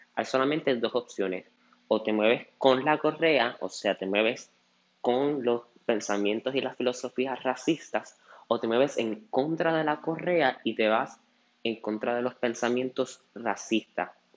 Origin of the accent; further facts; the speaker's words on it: Puerto Rico; nosotros como puertorriqueños